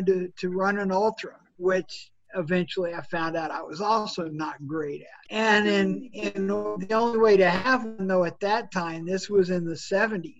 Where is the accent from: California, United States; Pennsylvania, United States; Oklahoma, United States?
Oklahoma, United States; Norman; I grew up in Norman, Oklahoma, and was around the football team all the time